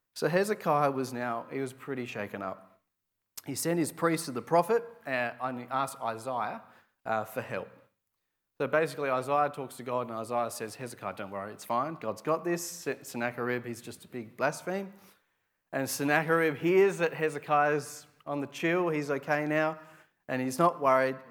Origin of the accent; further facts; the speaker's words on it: Adelaide, South Australia, Australia; I'm from Adelaide